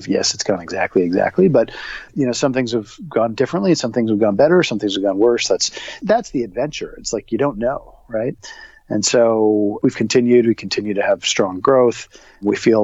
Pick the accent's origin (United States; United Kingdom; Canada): Canada; Toronto, Ontario; my hometown of Toronto.